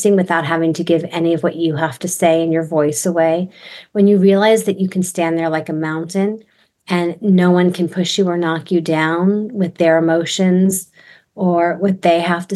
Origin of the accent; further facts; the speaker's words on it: New York, United States; moved away as an adult; also born or lived in Texas; I'm from New York, so I grew up in Jewish New York homes where we overlap conversation